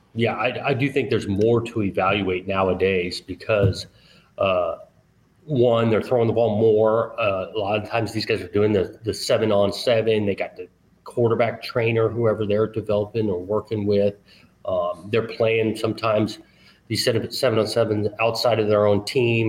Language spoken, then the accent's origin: English; Southern California, United States; moved away as an adult; also born or lived in Pacific Northwest; now in Oregon, United States; growing up in Southern California